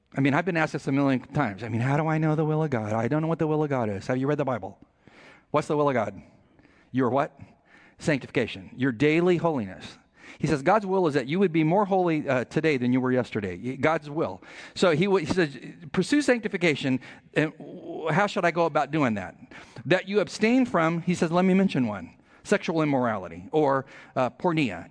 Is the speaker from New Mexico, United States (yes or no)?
no; San Diego, California, United States; We're from San Diego